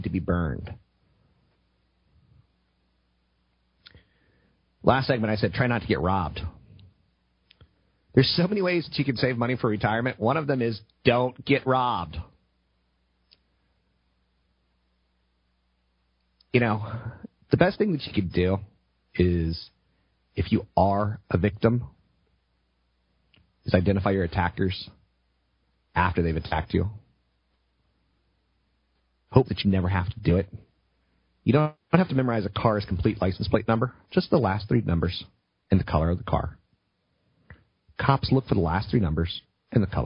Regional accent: East Coast, United States; now in West Coast, United States; I come from the East Coast

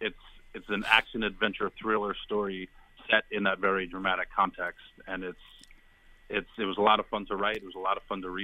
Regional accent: Garrison, New York, United States; also born or lived in Ithaca, New York / Watertown, New York; I grew up in the Hudson Valley right across from West Point in a small town called Garrison, and like you mentioned, I've always just kind of come back to upstate New York.

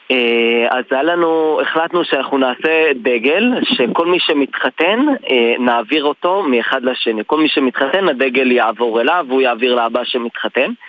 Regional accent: Jerusalem, Jerusalem District, Israel; אני בשונה גדלתי ונולדתי בירושלים, בשכונה חרדית, שפחות אה, תמכו, המשפחה והקהילה פחות תמכו בגיוס לצה"ל

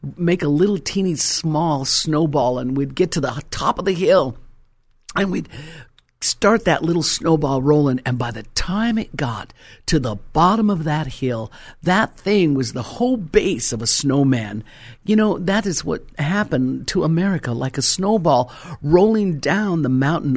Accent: Colorado, United States; moved away; was originally, uh, born and raised in Colorado

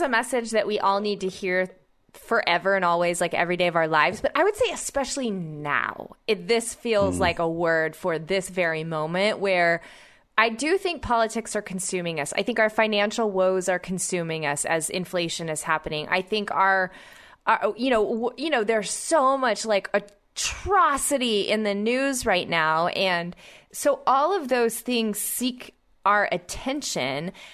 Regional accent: Oklahoma, United States; my home state of Oklahoma

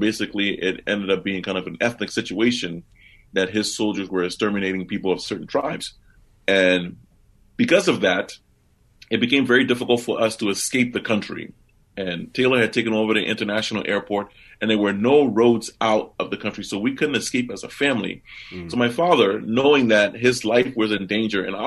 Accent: Liberia; now in Tucson, United States; I grew up in Liberia

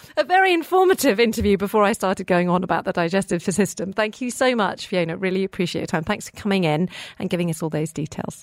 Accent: United Kingdom; now in Dubai, United Arab Emirates; I'm British, so is my husband

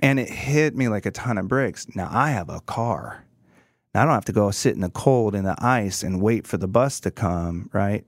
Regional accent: Prairie Village, Kansas, United States; I grew up in Kansas, in Prairie Village, and grew up in Kansas City

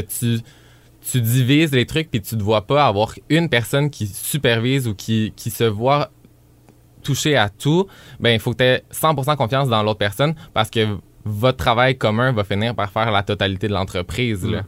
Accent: Granby, Quebec, Canada; moved away; revenir ici dix ans plus tard

